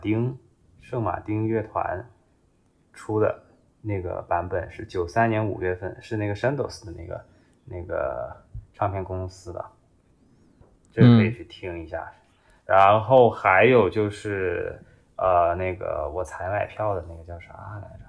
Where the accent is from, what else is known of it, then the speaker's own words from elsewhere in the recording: Guangzhou, Guangdong, China; 作为一个广州人，竟然听着那张碟，然后就走错路了。